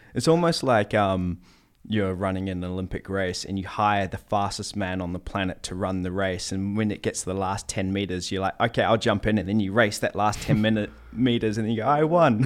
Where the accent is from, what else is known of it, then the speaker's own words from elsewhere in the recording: New Zealand; moved away; I'm from New Zealand